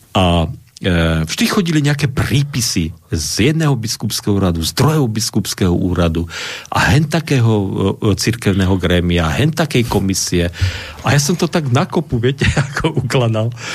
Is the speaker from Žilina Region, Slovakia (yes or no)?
no; Košice, Košice Region, Slovakia; moved away; also born or lived in Bratislava / Pukanec; Ja som vyrastal v Košiciach